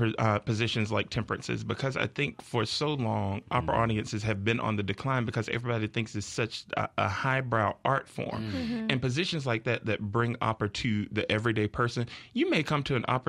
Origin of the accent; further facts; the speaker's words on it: Fannin, Mississippi, United States; moved away; I'm from Fannin.